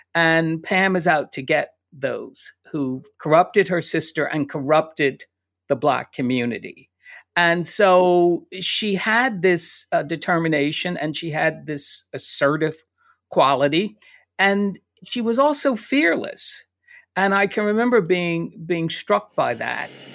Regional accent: a suburb outside of Philadelphia, Pennsylvania, United States; now in New York, United States; I grew up in Pennsylvania, in a little suburb outside of Philadelphia

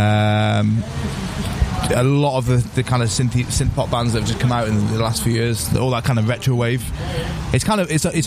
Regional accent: Wales, United Kingdom; moved away as an adult; also born or lived in Manchester / Birmingham / Oxford / London; now in Mallorca, Spain; I'm from Wales originally. I moved up to Manchester when I was about 18

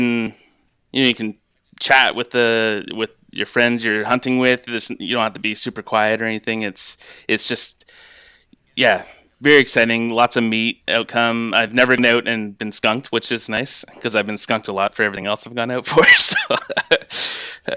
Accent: London, Ontario, Canada; moved away as an adult; also born or lived in Quebec / Alberta; now in Kingston, Canada; I grew up in London, Ontario, which is kind of southwestern

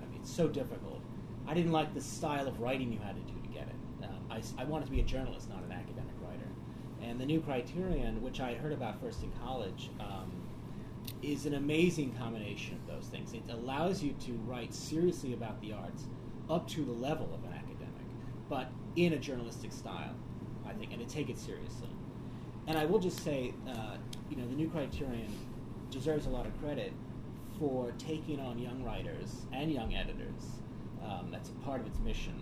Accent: New York City, New York, United States; I grew up in New York

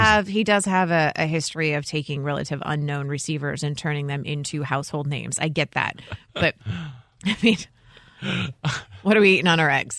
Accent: Illinois, United States; I'm from Illinois

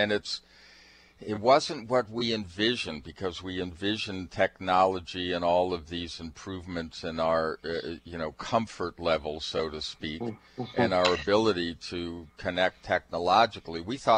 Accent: Seattle, Washington, United States; Well, hey, we're from Seattle, so we're going to find out what this is all about.

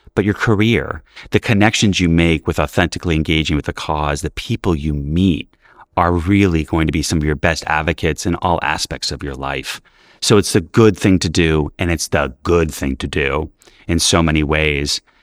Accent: New York City, New York, United States; I grew up in New York City in the eighties where we were in shelters

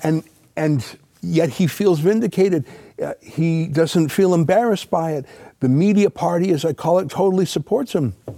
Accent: Canada; we're Canadian

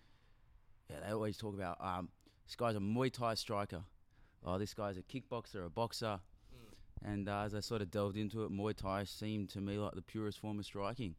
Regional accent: Melbourne, Victoria, Australia; Born and bred right around the gym, actually. Caulfield, St Kilda area. Never really left.

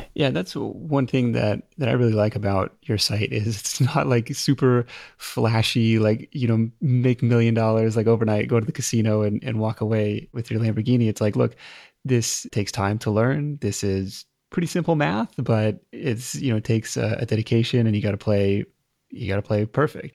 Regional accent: Seattle, Washington, United States; my hometown of Seattle

